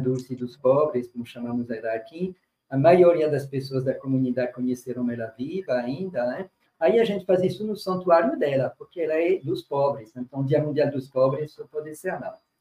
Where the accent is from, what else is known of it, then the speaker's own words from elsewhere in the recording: France; moved away as an adult; also born or lived in Burkina Faso; now in Brazil; Eu nasci na, na França, uma infância bastante privilegiada no meio rural